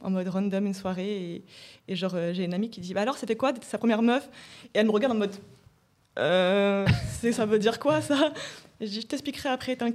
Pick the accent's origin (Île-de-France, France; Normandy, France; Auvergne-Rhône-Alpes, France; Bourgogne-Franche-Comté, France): Normandy, France; Rouen; now in Paris, France; j'ai emménagé sur Paris. Et avant, je, je venais de Rouen. Et à Rouen, il y avait aucune représentation.